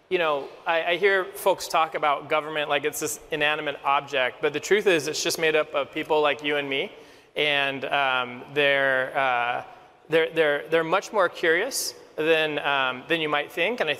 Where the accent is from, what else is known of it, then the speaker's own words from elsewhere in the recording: California, United States; had a calling to go run for Congress in my hometown in Orange County, California.